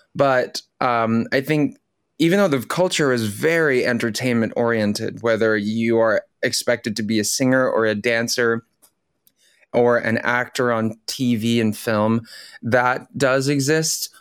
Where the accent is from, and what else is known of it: California, United States; born or raised there; first language Tagalog; English is a second language; also born or lived in Manila, Philippines; now in New York City, United States